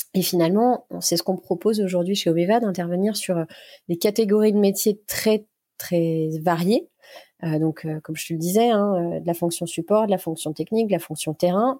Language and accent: French; Burgundy, Bourgogne-Franche-Comté, France; J'ai grandi en Bourgogne, une belle région bien brumeuse par saison